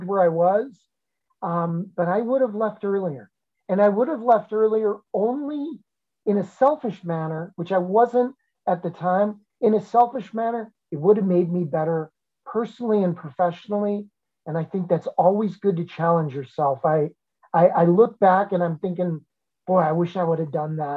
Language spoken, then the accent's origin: English; Chicago, Illinois, United States; moved away as an adult; it was a fabulous place, my hometown